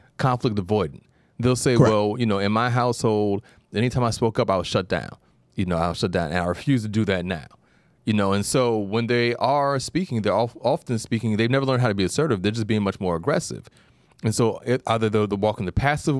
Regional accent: New York, United States; being a New Yorker

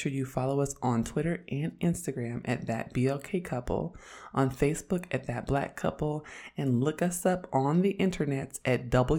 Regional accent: Oakland, California, United States; I'm from Oakland, and I'm an androgynous, black lesbian feminist

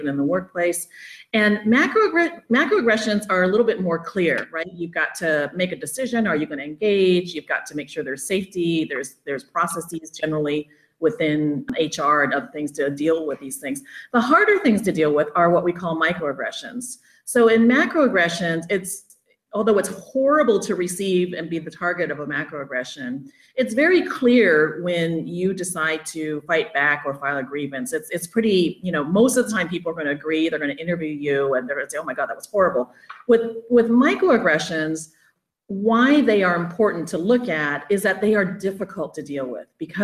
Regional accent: Oakland, California, United States; moved away as an adult; also born or lived in Arizona / Oklahoma / Michigan / Hayward, California; I grew up in Oakland and Hayward area here in the Bay Area

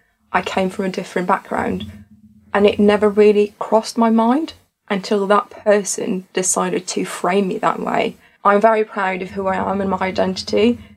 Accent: Tunisia; moved away as an adult; now in United Kingdom; I'm originally from Africa, to be exact, in Tunisia. And I've moved to the UK when I was 20 years old.

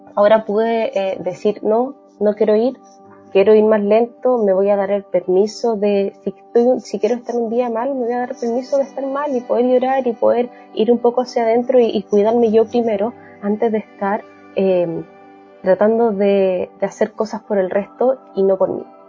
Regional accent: Chile; now in Canada; con mi marido somos chilenos, pero vivimos en Canadá

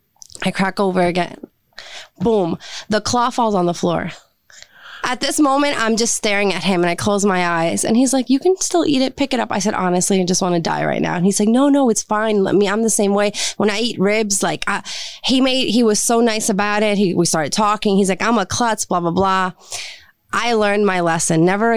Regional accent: Puerto Rico; Like I said before, I'm from Puerto Rico. I grew up in a very strict Puerto Rican household.

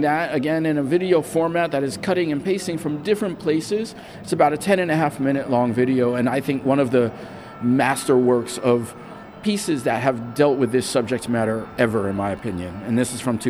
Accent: New York, United States; growing up in New York

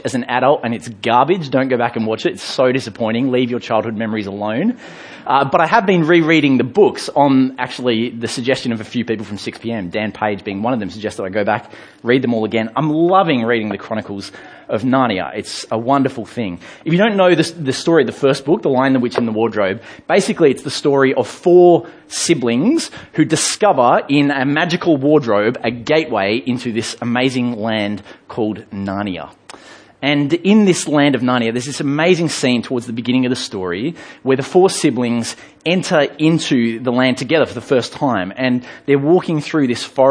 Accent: England, United Kingdom; I grew up in England

